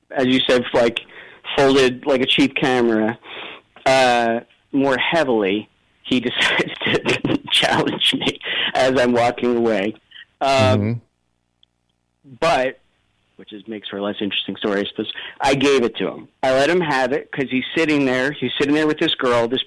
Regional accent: United States; And I said, Listen, you dummy, I'm American.

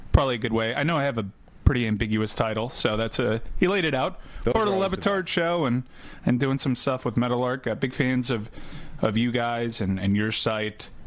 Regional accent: Miami, Florida, United States; I've, I've lived here all my life.

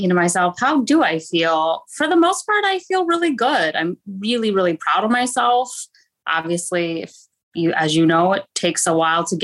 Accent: Detroit, Michigan, United States; moved away as an adult; now in Orlando, United States; I actually am from Detroit, though. I grew up in the Midwest and moved here about 3 years ago

